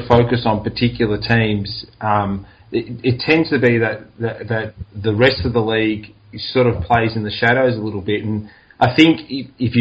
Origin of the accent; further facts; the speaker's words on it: Australia; growing up in Australia